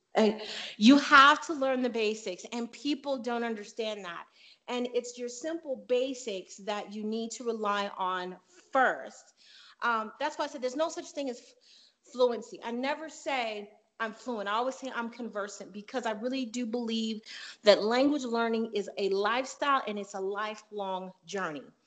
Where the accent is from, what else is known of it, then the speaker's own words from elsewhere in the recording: Chicago, Illinois, United States; moved away as an adult; also born or lived in Panama / the Southwest; now in US Southwest; I'm from Chicago